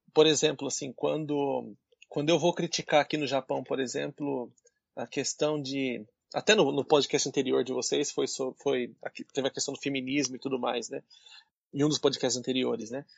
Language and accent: Portuguese; Brazil; moved away as an adult; now in Nagoya, Japan; eu sou brasileiro, mas eu sou um aluno de pós-graduação